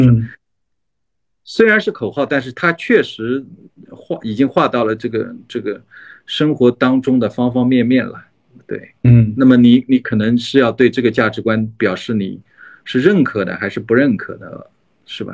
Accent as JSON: {"language": "Chinese", "country": "China", "tie": "born or raised there", "said": "我作为一个中国人，或者是说成长在一个中国的文化里面"}